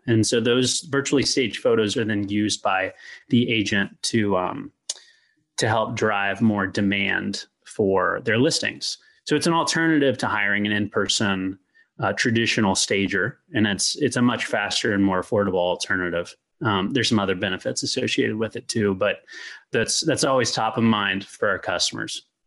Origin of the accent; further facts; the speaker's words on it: Louisville, Kentucky, United States; also born or lived in Lexington, Virginia; I'm from Louisville, Kentucky